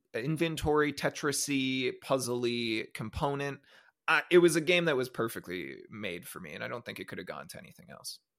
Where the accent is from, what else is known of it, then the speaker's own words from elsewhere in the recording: Canada; I'm Canadian